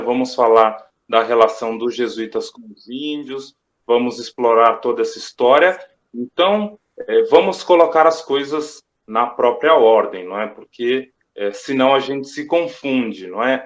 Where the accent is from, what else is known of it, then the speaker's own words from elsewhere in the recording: Brazil; todos somos brasileiros